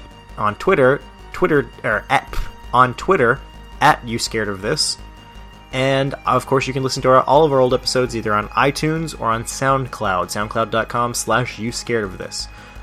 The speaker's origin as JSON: {"language": "English", "region": "Kentucky", "country": "United States", "said": "I'm from Kentucky, guys."}